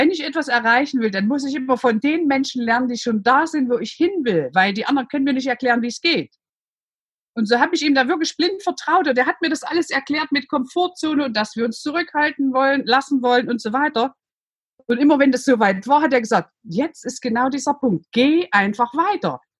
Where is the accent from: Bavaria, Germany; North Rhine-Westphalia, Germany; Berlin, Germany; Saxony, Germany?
Saxony, Germany; Man hört es, ich bin aus Sachsen, ich bin in der DDR groß geworden